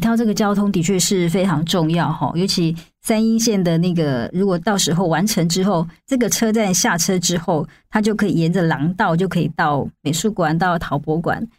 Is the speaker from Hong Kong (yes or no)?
no; Taiwan; 我们台湾人很喜欢去的日本京都。